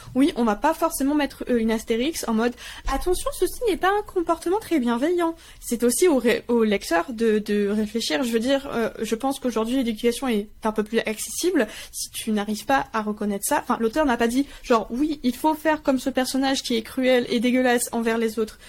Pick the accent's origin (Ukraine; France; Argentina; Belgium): France; Je suis française à 100%